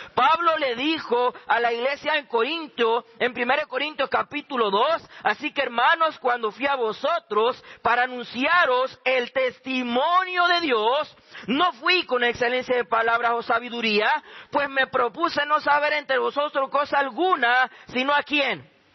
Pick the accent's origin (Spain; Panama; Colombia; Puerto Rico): Panama; moved away as an adult; now in Jujuy, Argentina; soy este, de Panamá